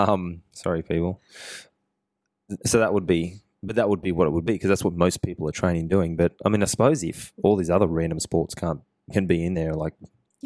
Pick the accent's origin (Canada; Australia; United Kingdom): Australia; Wellington, New South Wales; born there; also born or lived in Sydney; And I was born in Wellington Hospital.